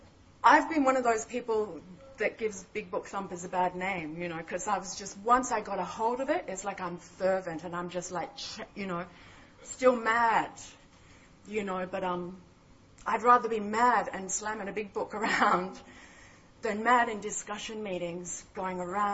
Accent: Mullumbimby, New South Wales, Australia; I was from Byron Bay, Mullumbimby, up in northern New South Wales

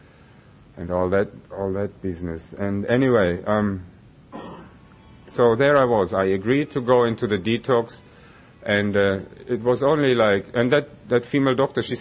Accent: Germany; moved away as an adult; now in Melbourne, Australia; I was born and I grew up in Germany

